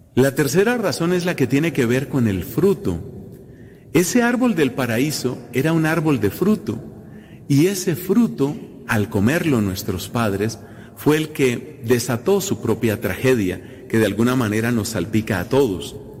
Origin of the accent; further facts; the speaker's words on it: Colombia; Coincide este año, esta celebración, repito, en mi país